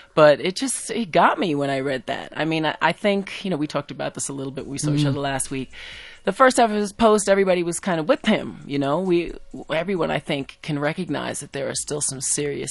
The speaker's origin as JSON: {"language": "English", "country": "United States", "also_born_or_lived": "South Africa", "moved": "yes", "said": "as an American who has spent a lot"}